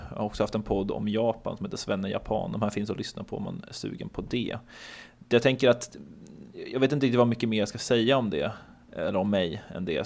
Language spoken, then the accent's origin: Swedish; Örebro, Örebro County, Sweden; moved away as an adult; also born or lived in Hamburg; now in Gothenburg, Sweden; jag är uppvuxen i och utanför Örebro och jag är född i Hamburg men flyttade till Sverige när jag var två